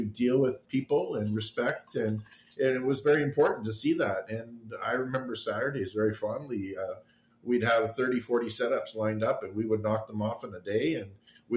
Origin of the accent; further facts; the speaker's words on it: Northern Ontario, Canada; I grew up in Northern Ontario